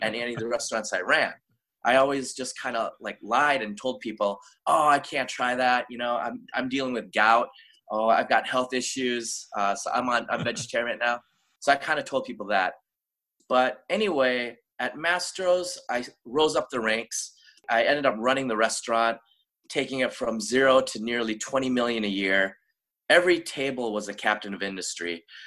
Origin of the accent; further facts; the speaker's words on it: Minnesota, United States; moved away; also born or lived in Daegu, South Korea / Los Angeles; I was born in Daegu, South Korea. We moved to Minnesota when I was little. And um, I grew up in Minnesota